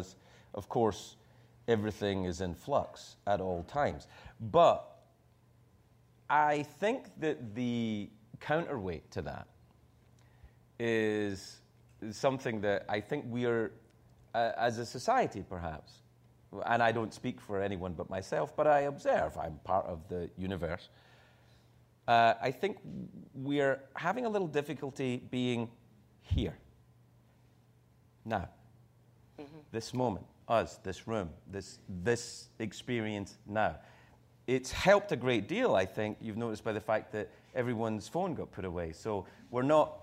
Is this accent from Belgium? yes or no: no; Scotland, United Kingdom; moved away; also born or lived in United States